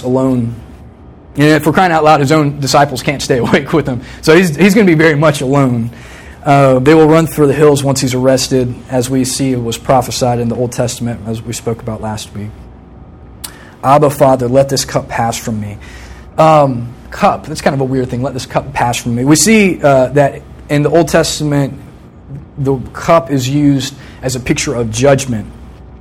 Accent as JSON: {"language": "English", "town": "Virginia Beach", "region": "Virginia", "country": "United States", "tie": "born or raised there", "said": "I grew up in Virginia Beach, same house my whole life until I came to college, from the time I was 3 to the time I was 21"}